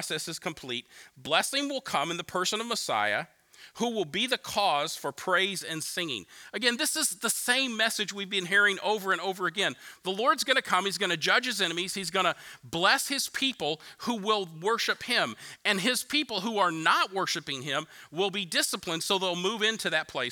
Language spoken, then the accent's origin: English; United States; I'm an American